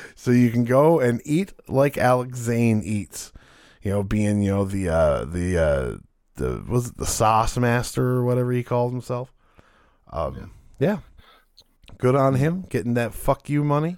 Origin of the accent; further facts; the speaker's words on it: Canada; being Canadian